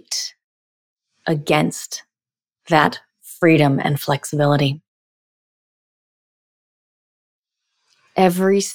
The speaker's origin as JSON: {"language": "English", "country": "United States", "said": "I'm 38 and I'm an empowered woman and I'm from America"}